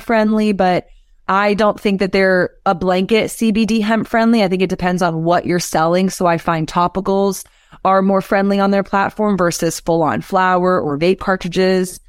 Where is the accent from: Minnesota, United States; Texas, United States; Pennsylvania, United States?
Texas, United States; Austin; growing up in Austin, I had a music blog